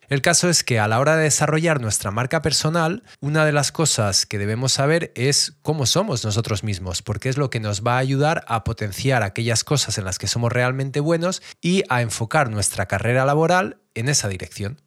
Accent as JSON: {"language": "Spanish", "town": "Madrid", "region": "Community of Madrid", "country": "Spain", "said": "yo soy de Madrid"}